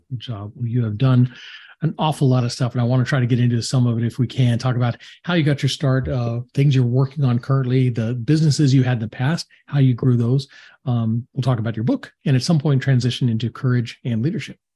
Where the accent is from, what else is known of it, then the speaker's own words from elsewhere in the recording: Atlanta, Georgia, United States; people from my hometown